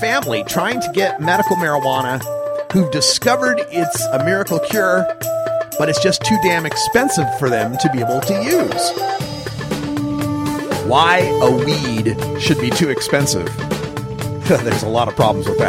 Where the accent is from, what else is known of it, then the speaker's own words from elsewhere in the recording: Idaho, United States; I grew up in Idaho